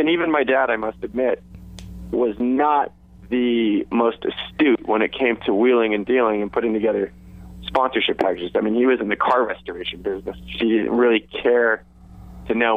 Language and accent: English; Santa Monica, California, United States; I grew up in Santa Monica